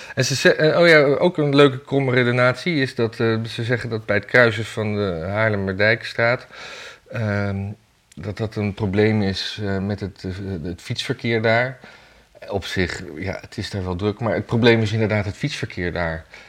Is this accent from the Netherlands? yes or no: yes; Amsterdam, North Holland, Netherlands; ik als Jordanees